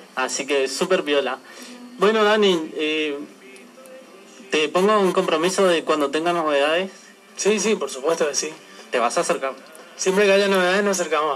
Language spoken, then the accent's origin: Spanish; Argentina; como argentino